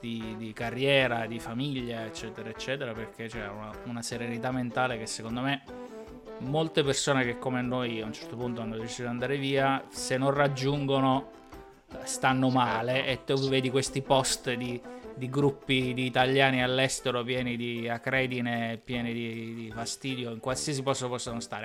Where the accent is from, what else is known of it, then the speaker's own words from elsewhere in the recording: Abruzzo, Italy; moved away as an adult; also born or lived in Switzerland; now in Ireland; da abruzzese che aveva vissuto qualche anno in Irlanda